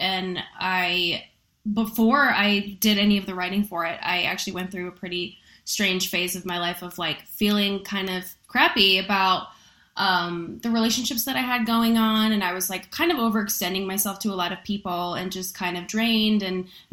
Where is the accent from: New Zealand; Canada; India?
Canada; Vancouver Island, British Columbia; moved away as an adult; I'm from the North. I'm from Canada originally